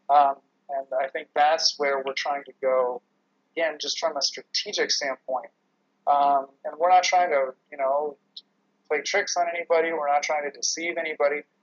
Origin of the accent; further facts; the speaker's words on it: California, United States; I'm from California